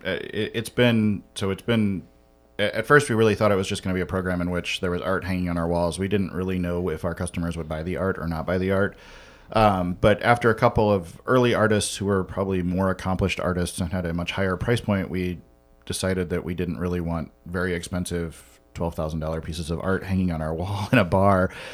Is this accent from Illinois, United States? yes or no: yes; Western Illinois, United States; moved away as an adult; now in Chicago, United States; I grew up in Western Illinois